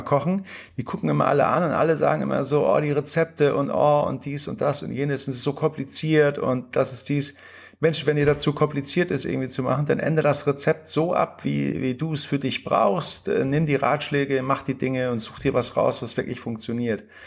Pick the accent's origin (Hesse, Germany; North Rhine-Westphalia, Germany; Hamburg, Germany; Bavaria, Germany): Hamburg, Germany; als Hamburger Jungen